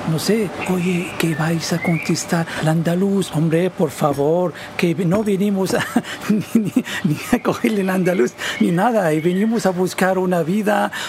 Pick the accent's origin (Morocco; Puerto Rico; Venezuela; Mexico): Morocco; Nador, Oriental; now in Torre Pacheco, Spain; eh, soy marroquí, de, Nador. Estoy aquí en Torre Pacheco desde 2002.